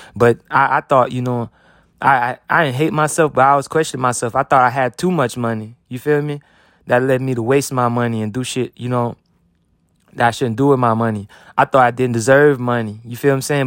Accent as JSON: {"language": "English", "country": "United States", "said": "I'm an American"}